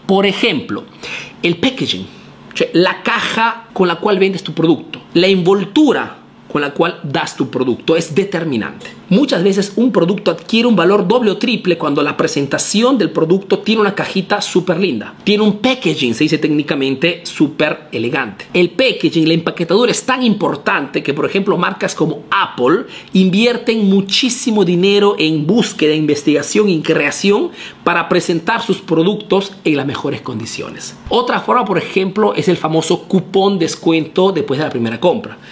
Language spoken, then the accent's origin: Spanish; Ayacucho, Peru; soy de Ayacucho, Perú